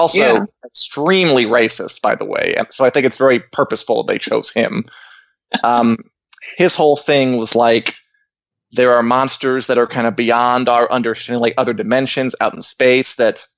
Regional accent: Springfield, Illinois, United States; I was born in Springfield, Illinois

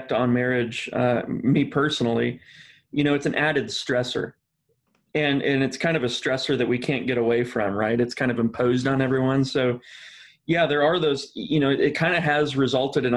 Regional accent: Midwest, United States; I'm from the Midwest

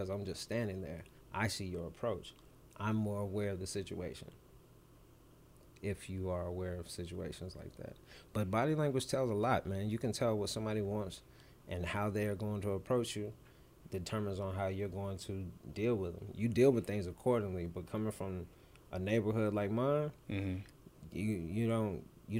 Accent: Clarksville, Tennessee, United States; also born or lived in Germany; Growing up in Birchwood, Clarksville, Tennessee, on the north side

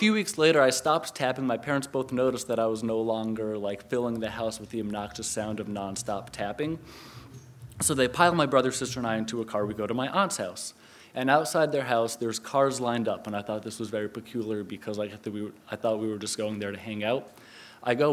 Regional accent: Connecticut, United States; I'm from Connecticut.

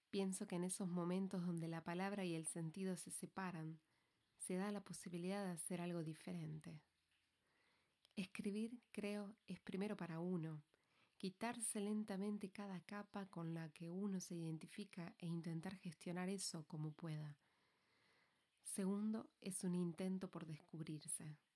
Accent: Valencia, Valencian Community, Spain; Soy de Valencia, no por elección, aunque finalmente me hice al lugar, resido aquí.

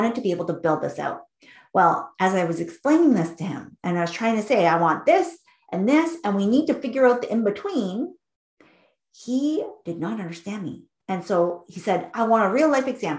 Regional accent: Vancouver, British Columbia, Canada; I grew up in Vancouver, British Columbia, which is a city in Canada.

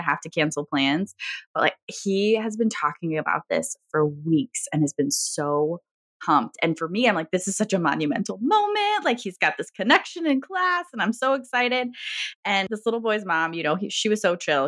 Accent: Virginia, United States; now in Michigan, United States; I am from Virginia

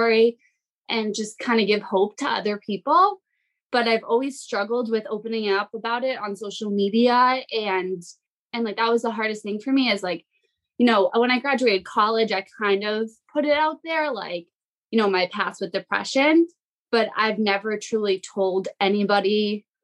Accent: Massachusetts, United States; moved away as an adult; now in New Hampshire, United States; I'm in New Hampshire now, but I grew up in Massachusetts.

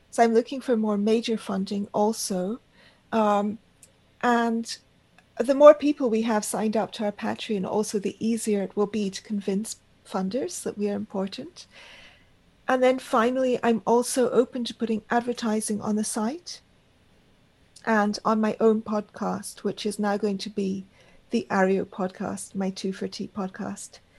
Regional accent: India; and of course, I, I am Indian and I have that connection.

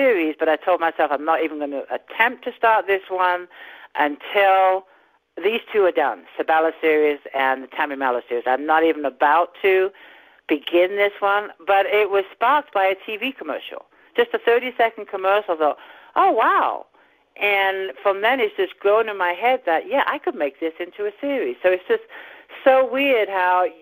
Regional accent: England, United Kingdom; accent: slight accent; also born or lived in California, United States; now in Frazier Park, United States; I'm originally from England. I do have a slight accent

